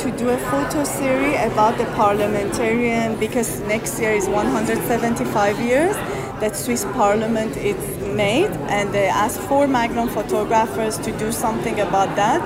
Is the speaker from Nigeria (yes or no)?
no; Iran; we have amazing textile and traditions, and it's a fusion of old and new